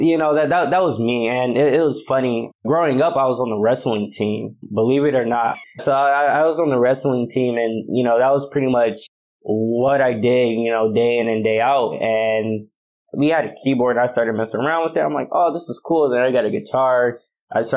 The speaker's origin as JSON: {"language": "English", "town": "Belleville", "region": "Michigan", "country": "United States", "tie": "born or raised there", "moved": "as an adult", "lives_now": "Los Angeles, United States", "said": "I actually grew up in Belleville, Michigan, which is not too far from Ann Arbor"}